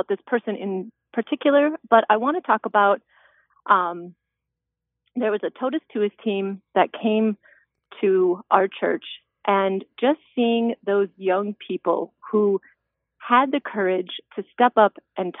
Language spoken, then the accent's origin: English; South Dakota, United States; I'm a South Dakota native. I live in Sioux Falls